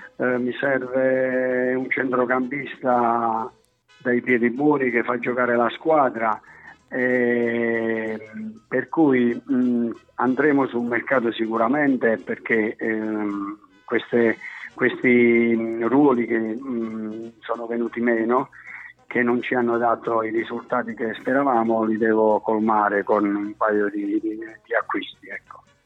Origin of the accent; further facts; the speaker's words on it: Oppido Lucano, Basilicata, Italy; tifoso della squadra del mio paese